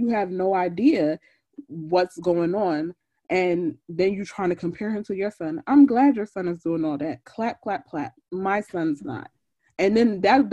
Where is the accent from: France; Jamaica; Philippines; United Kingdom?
Jamaica; I'm Jamaican